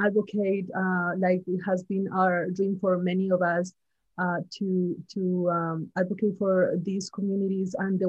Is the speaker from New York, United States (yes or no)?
no; Sacramento, California, United States; also born or lived in Irvine, California; I go to school in UC Irvine, but my hometown is in Sacramento.